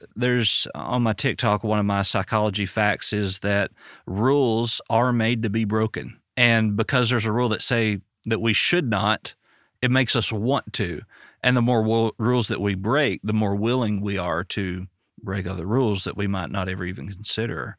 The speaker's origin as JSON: {"language": "English", "region": "Arkansas", "country": "United States", "said": "I'm from Arkansas"}